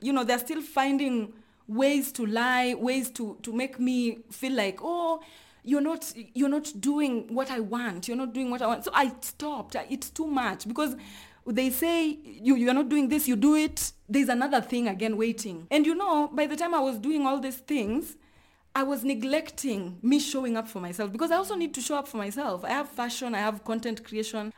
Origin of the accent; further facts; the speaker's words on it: Luoland, Kenya; I come from Luoland